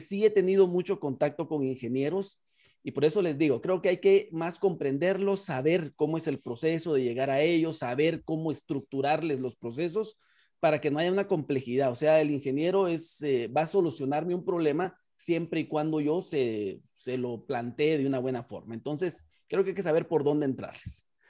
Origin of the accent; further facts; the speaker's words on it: Guatemala; en Guatemala le hacemos de todo, pero es una de las ventajas del guatemalteco